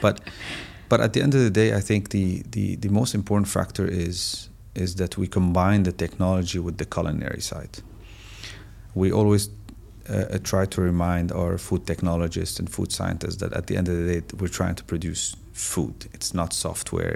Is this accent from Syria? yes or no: yes; Syria; moved away as an adult; now in United Arab Emirates; I'm originally from Syria